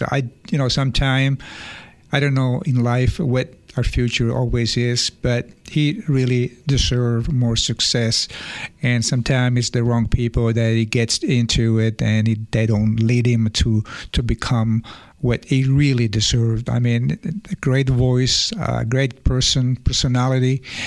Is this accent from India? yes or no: no; Sicily, Italy; moved away; I'm from Sicily, and we all speak different dialects